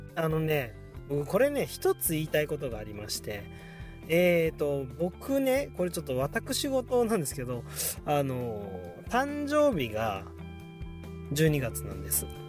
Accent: Shizuoka, Japan; moved away; 実家のねある静岡の清水に

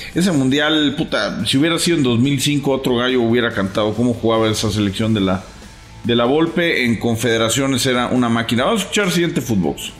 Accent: Venezuela; now in Dallas, United States; desde aquí, desde Dallas. Soy venezolano.

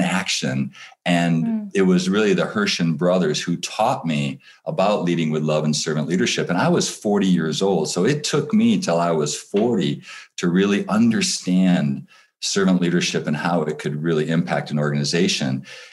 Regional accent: Michigan, United States; I grew up in Michigan

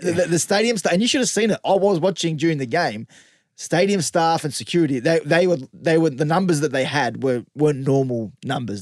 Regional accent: Western Sydney, New South Wales, Australia; I'm from the West

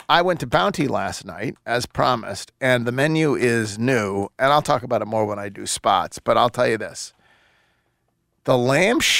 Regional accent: the South, United States; I'm from the South

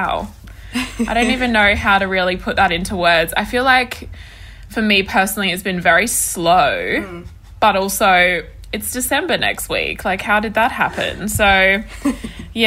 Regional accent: Perth, Western Australia, Australia; also born or lived in Sydney; I grew up in Perth. Perth is where I've spent my entire life besides living in Sydney for 2 years when I was 21.

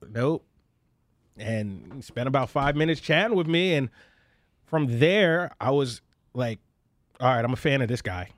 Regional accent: Philadelphia, Pennsylvania, United States; my hometown

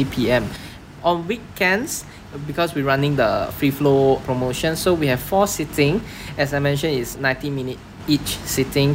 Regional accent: Johor Bahru, Johor, Malaysia; I'm from Malaysia

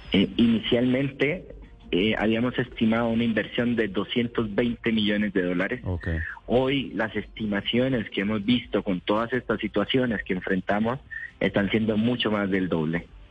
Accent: Costa Rica; yo soy de Costa Rica.

